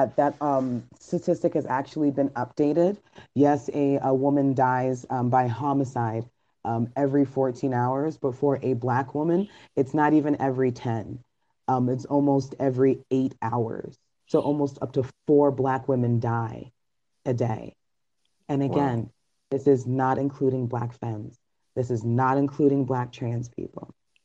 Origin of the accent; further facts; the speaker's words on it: Trinidad & Tobago; I was saddened to learn that my home country of Trinidad tops this list with 6.6 deaths per 100,000 women.